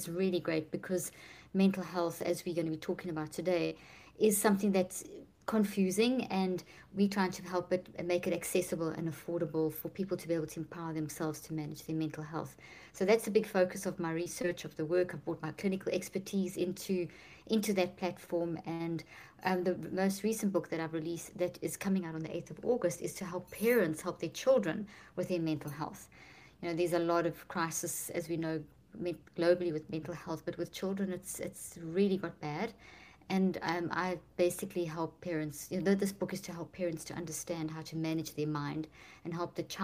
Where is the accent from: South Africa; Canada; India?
South Africa; moved away as an adult; also born or lived in Italy; now in United States; I'm from South Africa, but I've been in the States for the last 15 years almost